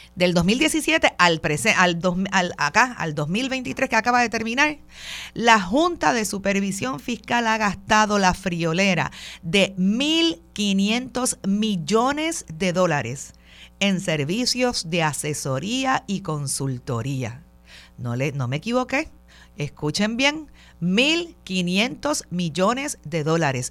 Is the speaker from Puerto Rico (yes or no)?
yes; Puerto Rico; lo que somos como puertorriqueños